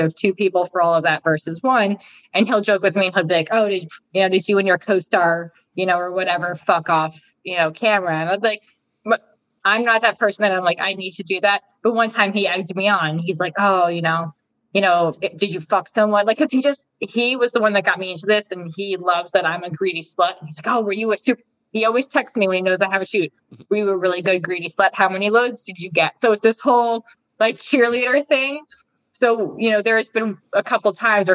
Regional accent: New Jersey, United States; moved away; also born or lived in Arizona; I'm from Jersey.

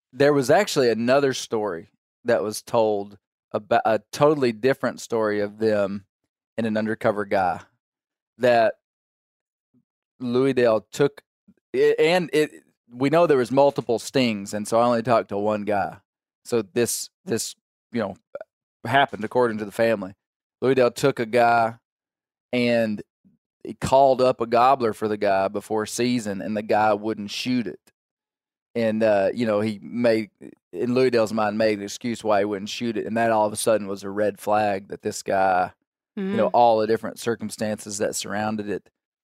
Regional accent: Kentucky, United States; Do they just keep sending a guy from another state? I'm from Kentucky.

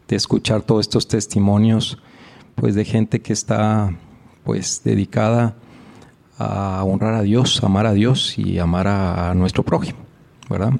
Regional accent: Cuatro Ciénegas, Coahuila, Mexico; moved away as an adult; also born or lived in Mexico City; yo vengo de un pueblo muy chiquito, que se llama Cuatro Ciénegas, Coahuila en el norte del país.

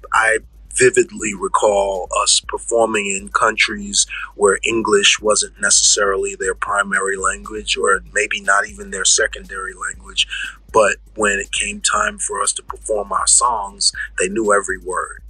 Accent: New York City, New York, United States; I'm from the Bronx, so I'm not afraid to go anywhere

